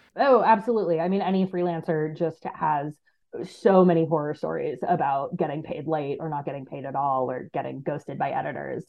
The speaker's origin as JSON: {"language": "English", "country": "United States", "also_born_or_lived": "East Africa", "moved": "as an adult", "said": "my home country of the United States"}